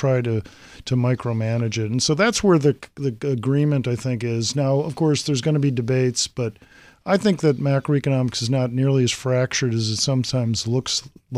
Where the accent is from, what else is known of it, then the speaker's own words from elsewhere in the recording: Massachusetts, United States; So I was a history buff as a kid … growing up in Massachusetts.